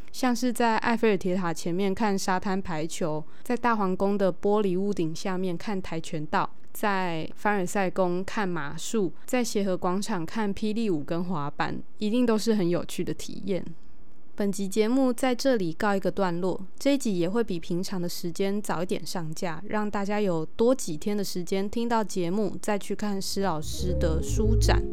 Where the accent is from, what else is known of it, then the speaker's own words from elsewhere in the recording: Tainan, Taiwan; 我自己毕竟也是土生土长的台南人